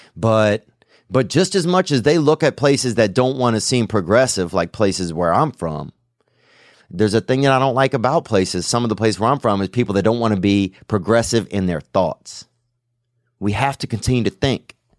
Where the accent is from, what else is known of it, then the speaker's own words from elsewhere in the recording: the South, United States; accent: Southern; moved away as an adult; now in Los Angeles, United States; growing up in the South, dude, you, there's a lot more racial shit you grew up around